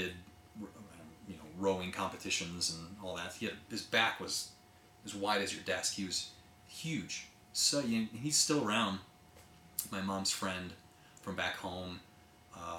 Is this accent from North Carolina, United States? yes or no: no; Menominee, Michigan, United States; I grew up in the Upper Peninsula, Michigan, in a town called Menominee.